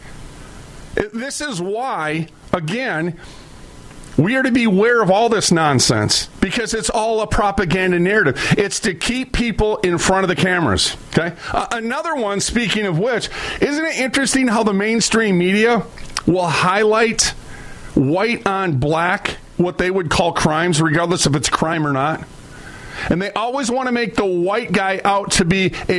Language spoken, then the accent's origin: English; Minneapolis, Minnesota, United States; I'm from North Minneapolis, I came from the hood